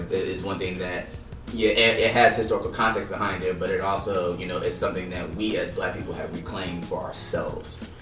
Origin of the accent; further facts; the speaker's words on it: California, United States; growing up in California, you know, I grew up around Mexicans and Asians, like, in my neighborhood